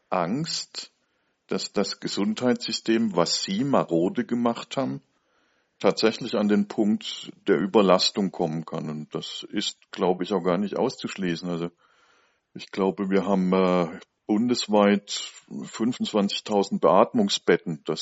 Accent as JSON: {"language": "German", "town": "Essen", "region": "North Rhine-Westphalia", "country": "Germany", "tie": "born or raised there", "said": "Ich habe jetzt eine Zahl aus meiner Heimatstadt Essen gelesen."}